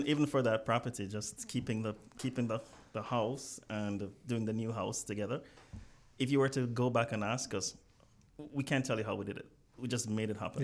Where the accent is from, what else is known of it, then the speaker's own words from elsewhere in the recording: Jamaica; I grew up in well, just outside of Kingston